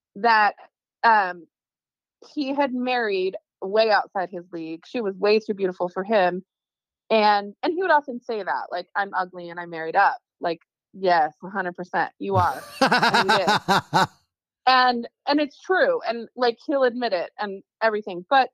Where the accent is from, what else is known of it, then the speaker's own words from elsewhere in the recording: California, United States; moved away; I'm from California